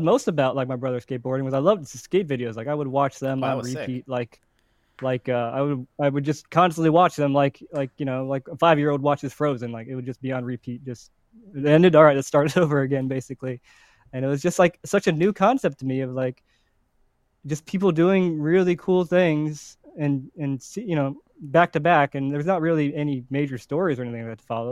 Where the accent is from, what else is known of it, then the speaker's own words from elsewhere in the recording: Cincinnati, Ohio, United States; I grew up in Cincinnati, Ohio.